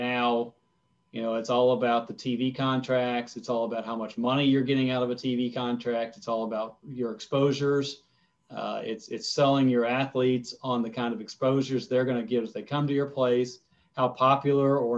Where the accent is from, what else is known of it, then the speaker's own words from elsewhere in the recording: Ohio, United States; I grew up in Ohio